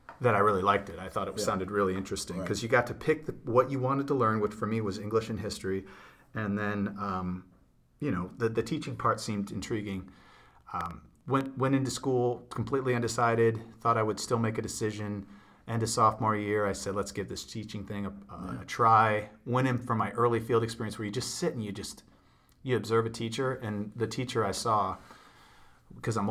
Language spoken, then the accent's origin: English; Ohio, United States; pretty much raised in Ohio